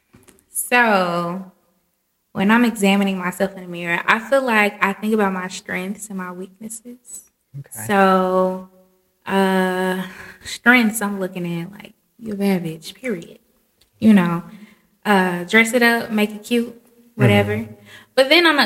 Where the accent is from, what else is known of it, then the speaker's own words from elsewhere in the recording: Memphis, Tennessee, United States; I'm from Memphis, Tennessee, home of the good barbecue